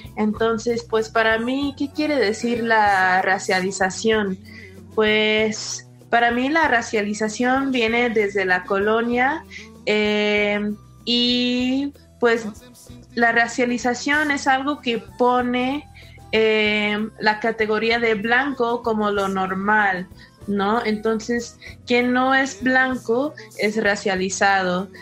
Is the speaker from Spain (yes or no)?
no; California, United States; moved away as an adult; now in Mexico City, Mexico; crecí mi infancia en un pueblo chiquito en California